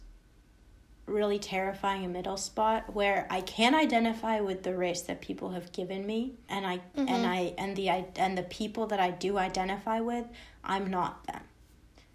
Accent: United States; I was born in America, like, I'm not surrounded by people who look like me all the time.

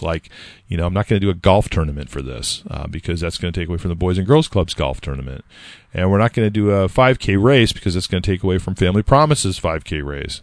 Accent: California, United States; now in Nashua, United States; I grew up in California

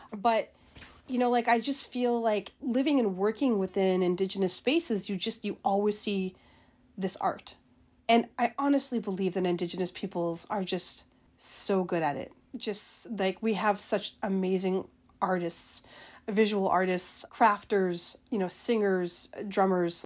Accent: Winnipeg, Manitoba, Canada; moved away as an adult; also born or lived in George Gordon First Nation, Saskatchewan / Fredericton, New Brunswick; now in Iowa City, United States; I grew up in Winnipeg, Manitoba, not too far from there.

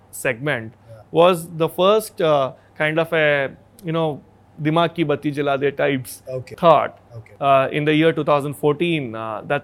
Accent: Hyderabad, Telangana, India; A born Hyderabadi. Completely born and raised in Hyderabad itself.

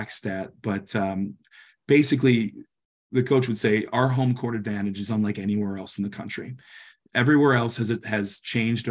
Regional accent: Detroit, Michigan, United States; I'm so fortunate to get to see it in my hometown

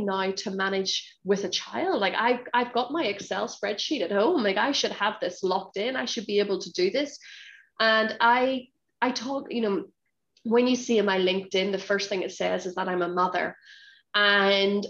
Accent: Northern Ireland, United Kingdom; moved away as an adult; now in Hong Kong; I grew up in Northern Ireland, so both my parents are from Northern Ireland

